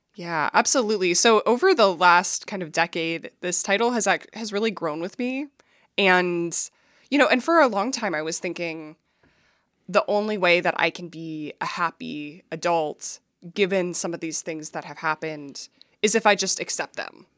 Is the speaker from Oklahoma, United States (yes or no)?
no; Minneapolis, Minnesota, United States; I grew up in Minneapolis